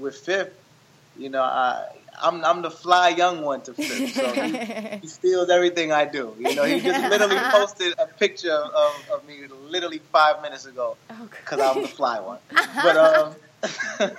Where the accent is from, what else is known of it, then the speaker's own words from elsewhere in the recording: Nigeria; I'm Nigerian